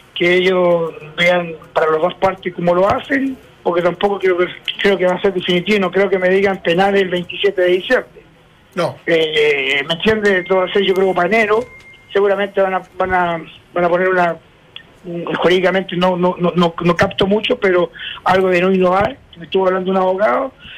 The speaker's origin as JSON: {"language": "Spanish", "country": "Chile", "also_born_or_lived": "United States", "said": "en mi país"}